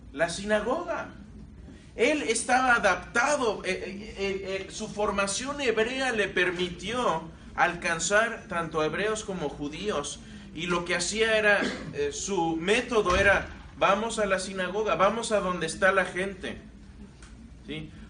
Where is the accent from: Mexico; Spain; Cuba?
Mexico; Querétaro; moved away; also born or lived in Mexico City; Y digo, yo Querétaro. Ahí pasé toda mi eh, la mayor parte de mi niñez, mi adolescencia, hasta la edad adulta. Ahí me crié